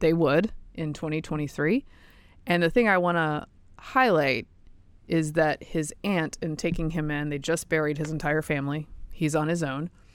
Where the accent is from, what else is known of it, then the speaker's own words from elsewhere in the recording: the American South, United States; I'm a Southerner